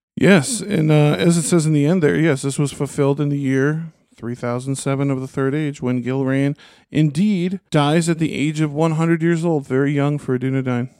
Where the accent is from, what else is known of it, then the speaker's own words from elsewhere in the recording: Minnesota, United States; as a Minnesotan